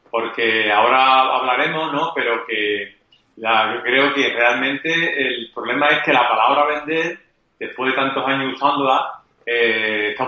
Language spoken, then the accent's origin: Spanish; Andalusia, Spain; Eh, parece que no, andaluces, ¿eh? Somos andaluces eh, y sin embargo estamos posicionados en los primeros lugares del mundo.